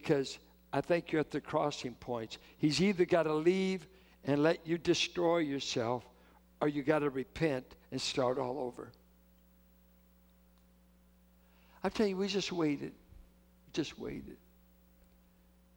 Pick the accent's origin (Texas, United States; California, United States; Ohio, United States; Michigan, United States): California, United States; Richmond; I'm from Richmond.